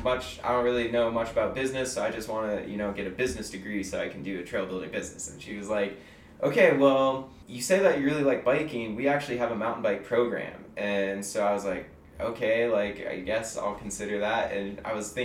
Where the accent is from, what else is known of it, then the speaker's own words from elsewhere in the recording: Lander, Wyoming, United States; moved away as an adult; also born or lived in Canada; growing up in Lander